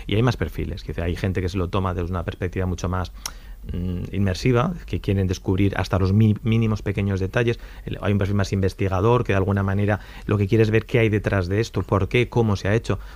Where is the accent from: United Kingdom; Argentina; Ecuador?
United Kingdom; Bueno, es que me gusta mucho el té. yo, soy, británica.